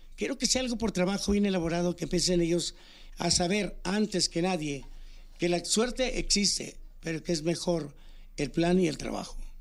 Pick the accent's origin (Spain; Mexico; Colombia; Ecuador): Mexico; Cherríos, Sinaloa; also born or lived in Villa Unión, Sinaloa; fui parte del coro de la iglesia, tanto allá en mi rancho en Cherríos. Ajá como en Villa Unión cuando llegué al área de Mazatlán